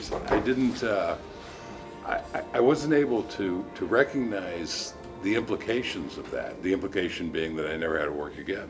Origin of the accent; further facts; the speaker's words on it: United States; I'm an American